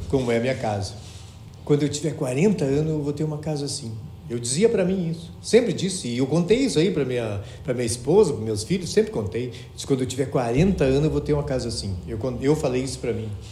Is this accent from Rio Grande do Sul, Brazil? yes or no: yes; Porto Alegre, Rio Grande do Sul, Brazil; also born or lived in Cacequi, Rio Grande do Sul; ao longo da minha vida tinha sido em Porto Alegre e eu nasci em Caciqui